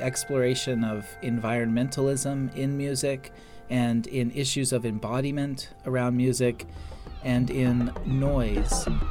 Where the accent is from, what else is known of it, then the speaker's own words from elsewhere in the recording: Alaska, United States; I was born in Alaska